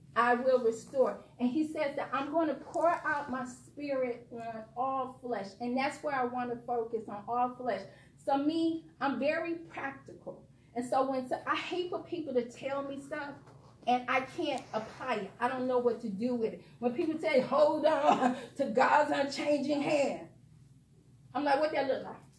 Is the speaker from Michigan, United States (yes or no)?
yes; Detroit, Michigan, United States; I'm from Detroit. I tell people, don't let these degrees fool you. Don't let this little law license fool you. This girl grew up in Detroit on the east side in the ghetto.